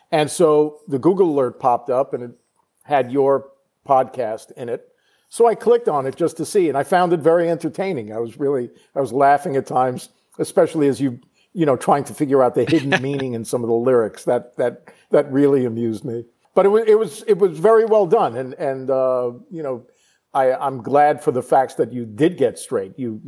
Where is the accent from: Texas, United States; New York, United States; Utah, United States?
New York, United States; Long Island; I'm from Long Island, New York, right, originally.